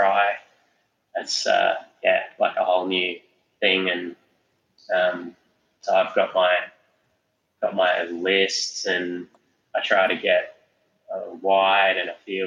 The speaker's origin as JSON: {"language": "English", "town": "Alice Springs", "region": "Northern Territory", "country": "Australia", "moved": "yes", "lives_now": "Blue Mountains, Australia", "said": "I'm more from Alice Springs"}